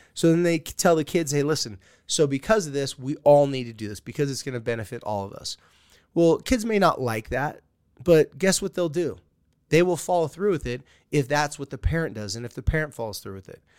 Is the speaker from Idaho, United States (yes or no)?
no; California, United States; I'm a surfer from California